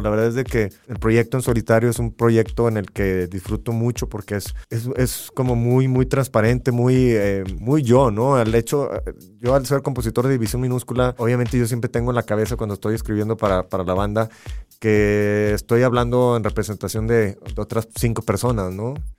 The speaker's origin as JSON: {"language": "Spanish", "town": "Matamoros", "region": "Tamaulipas", "country": "Mexico", "tie": "born or raised there", "said": "Yo soy de Matamoros, Tamaulipas, y, y pues nací pegado a, la, frontera"}